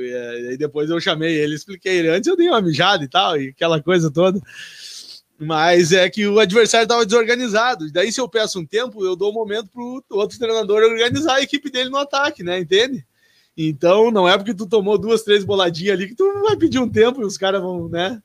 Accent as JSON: {"language": "Portuguese", "town": "Seberi", "region": "Rio Grande do Sul", "country": "Brazil", "said": "eu venho de Seberi"}